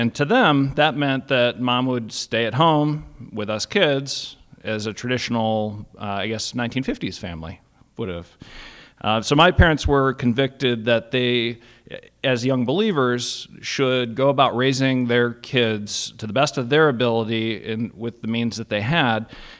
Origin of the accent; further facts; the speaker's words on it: Cleveland, Ohio, United States; born there; So I was born in 1981 in Cleveland, Ohio. I'm the firstborn.